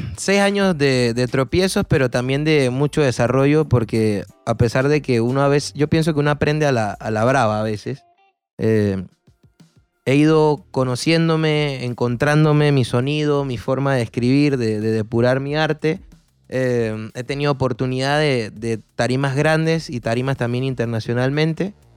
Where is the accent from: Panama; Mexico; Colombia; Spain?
Panama; soy un cantautor panameño